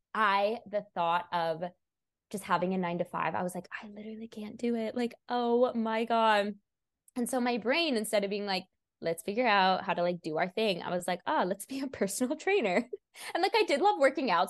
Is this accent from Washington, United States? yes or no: yes; Washington, United States; also born or lived in Portland, Oregon; now in Sacramento, United States; I'm originally from Washington